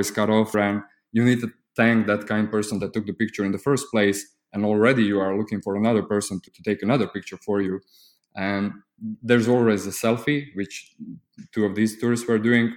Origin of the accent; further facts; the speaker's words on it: Croatia; I'm from Croatia. It's a small country in the EU.